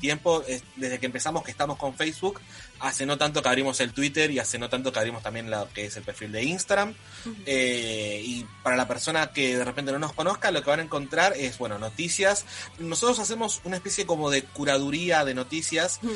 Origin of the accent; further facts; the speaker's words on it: Argentina; nosotros somos de Argentina